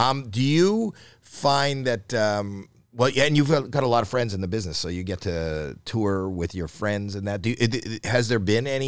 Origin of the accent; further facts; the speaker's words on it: Canada; now in United States; I'm Canadian